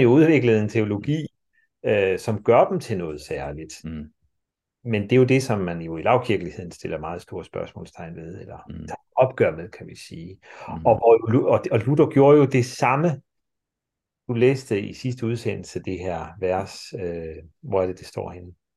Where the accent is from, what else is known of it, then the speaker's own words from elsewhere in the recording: Denmark; sådan som vi er som mennesker i dag, som danskere i dag